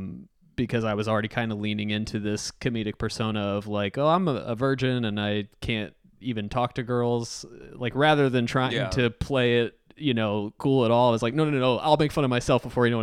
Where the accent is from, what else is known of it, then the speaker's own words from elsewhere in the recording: North Carolina, United States; from North Carolina